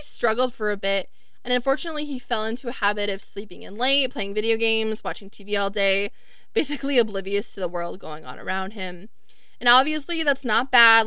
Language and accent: English; Wisconsin, United States; also born or lived in Florida; I grew up in Florida and we moved to Wisconsin when I was 10 or excuse me, when I was like 8